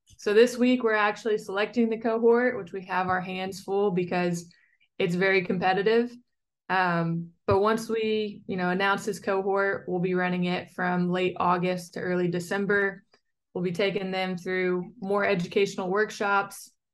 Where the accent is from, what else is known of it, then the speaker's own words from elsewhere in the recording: Western Kentucky, United States; moved away as an adult; also born or lived in Durham, North Carolina / Chicago; I'm a very proud Kentucky native